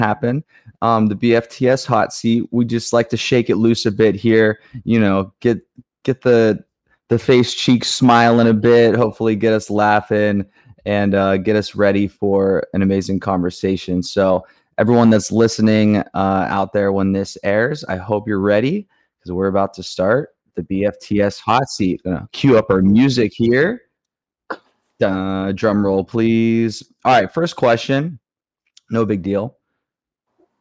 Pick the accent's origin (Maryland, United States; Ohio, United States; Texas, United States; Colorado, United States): Ohio, United States; now in New York, United States; I'm from Ohio here in the US